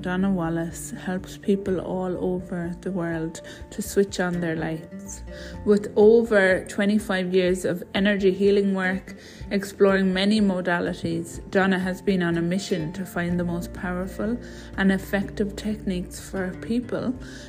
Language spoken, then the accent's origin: English; Ireland; I'm a postpartum doula, a mother, and I'm Irish.